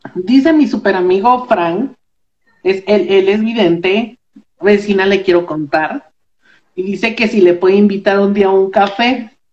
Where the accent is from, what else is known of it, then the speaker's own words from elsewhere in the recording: Moroleón, Guanajuato, Mexico; now in Morelia, Mexico; Yo vivo, yo vivo aquí en, en Morelia, Michoacán, pero soy de, soy de Moroleón, Guanajuato